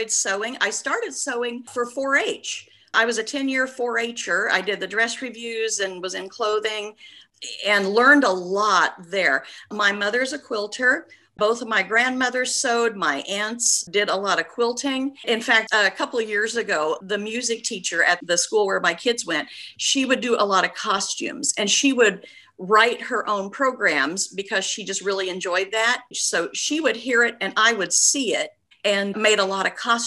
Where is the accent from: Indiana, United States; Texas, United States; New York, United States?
Indiana, United States; Clay City; now in Indianapolis, United States; I grew up in Clay City, Indiana, which is down by Terre Haute, Indiana